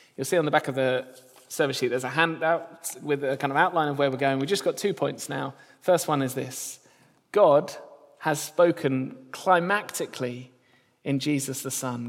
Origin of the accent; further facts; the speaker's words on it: near Gatwick, South East England, United Kingdom; I grew up near Gatwick, so we didn't see any stars down south